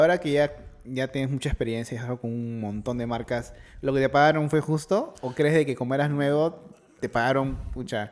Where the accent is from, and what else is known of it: Peru